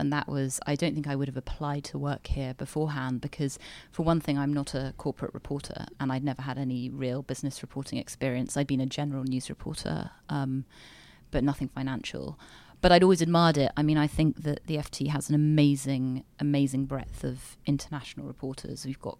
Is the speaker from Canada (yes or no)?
no; United Kingdom; also born or lived in United States; I am British